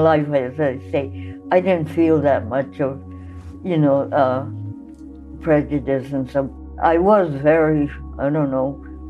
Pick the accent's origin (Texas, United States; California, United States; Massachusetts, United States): California, United States; San Pedro; growing up in San Pedro